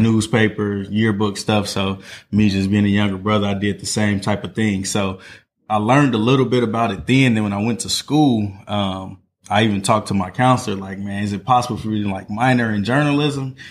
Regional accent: Northwest Indiana, United States; moved away as an adult; now in Indianapolis, United States; I'm from Northwest Indiana. Um, so, grew up in East Chicago, Maryville, Gary area.

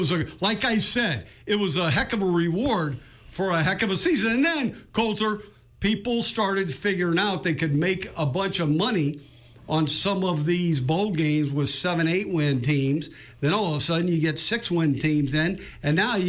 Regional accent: West Coast, United States; I grew up in the West Coast

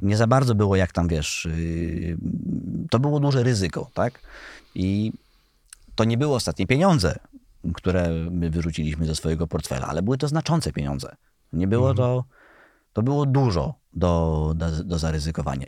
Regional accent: Świętokrzyskie Voivodeship, Poland; jestem ze Świętokrzyskiego

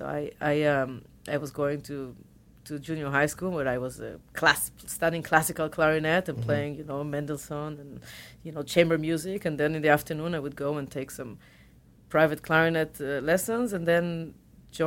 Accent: Tel Aviv, Tel Aviv District, Israel; accent: Israeli; English is a second language; moved away as an adult; also born or lived in Boston; We grew up in Tel Aviv

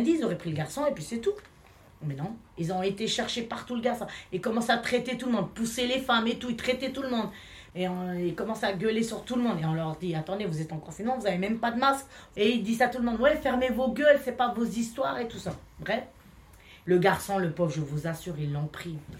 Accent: France; French is a second language; also born or lived in Hellemmes-Ronchin; on est français

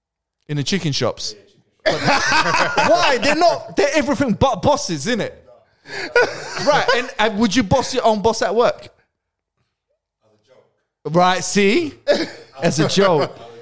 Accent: London, United Kingdom; accent: London; my London accent.

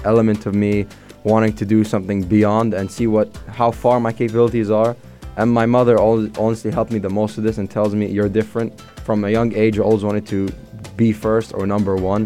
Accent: Dubai, United Arab Emirates; also born or lived in Egypt; I grew up mostly in Dubai. I came here at the age of 3

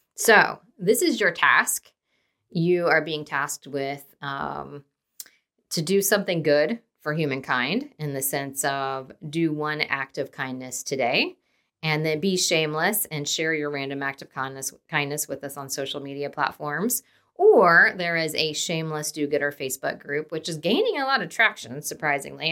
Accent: Dayton, Ohio, United States; moved away as an adult; also born or lived in Indiana; now in Kansas City, United States; born and raised in Dayton, Ohio, moved to Indiana, went to Ball State for undergrad

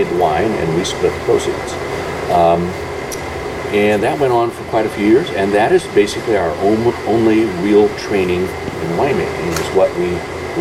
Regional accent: Spokane, Washington, United States; also born or lived in Eugene, Oregon / St. Louis, Missouri; now in Elkton, United States; I grew up in Spokane, Washington

